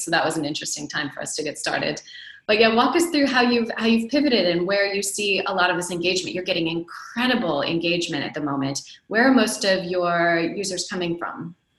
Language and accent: English; United States; moved away as an adult; also born or lived in Silicon Valley; now in Europe; I, as an American, now living in Europe, almost December will be three years that I've been living here